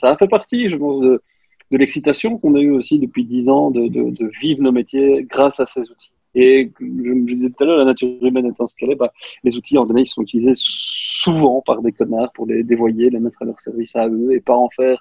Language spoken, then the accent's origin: French; Belgium; accent: Belgian; mon accent belge